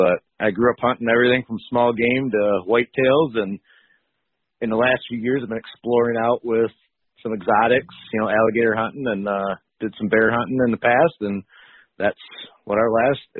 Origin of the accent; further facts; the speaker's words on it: west side of Michigan, United States; Born and raised in Michigan, grew up on the west side of the state, went to college at good old CMU Fire Up Chips, and ended up staying there for, 2000 to 2013.